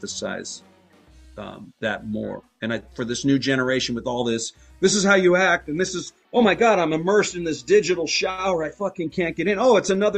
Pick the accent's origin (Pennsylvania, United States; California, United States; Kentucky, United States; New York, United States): California, United States; Inglewood; I'm from here, man. I'm from Inglewood